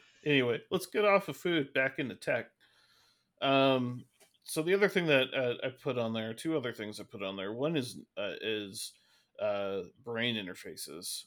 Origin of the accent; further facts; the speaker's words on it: Seattle, Washington, United States; we're from Seattle